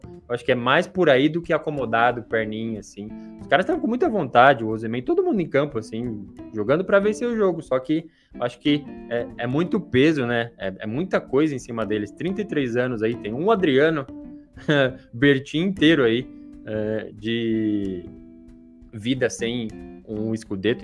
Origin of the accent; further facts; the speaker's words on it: São Paulo, Brazil; eu que não sou do Rio de Janeiro, sou de São Paulo